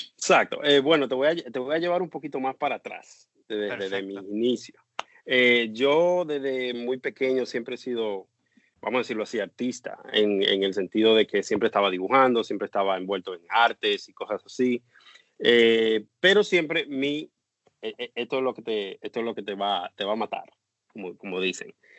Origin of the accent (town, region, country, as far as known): Dominican Republic; born or raised there; moved away as an adult; now in United States